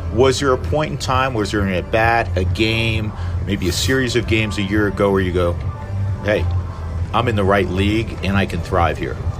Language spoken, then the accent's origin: English; New York, United States; moved away; I am from New York